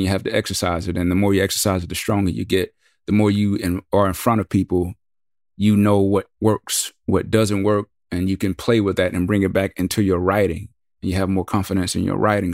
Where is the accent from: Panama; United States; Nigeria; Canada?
United States; the South; we're from the South